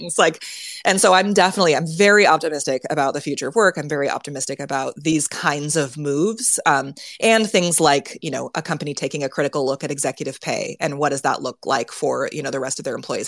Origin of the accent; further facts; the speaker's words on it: Silicon Valley, California, United States; I grew up in Silicon Valley